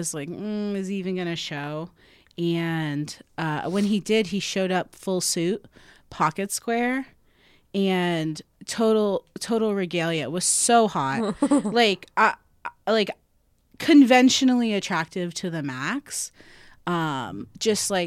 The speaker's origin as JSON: {"language": "English", "region": "South Florida", "country": "United States", "moved": "yes", "lives_now": "Chicago, United States", "said": "I'm from South Florida"}